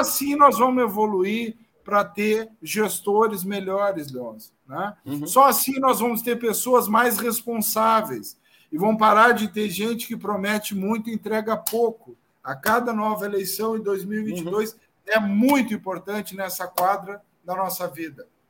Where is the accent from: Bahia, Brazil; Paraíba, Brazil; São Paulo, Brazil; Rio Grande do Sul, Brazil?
Rio Grande do Sul, Brazil; Pelotas; eu sou de Pelotas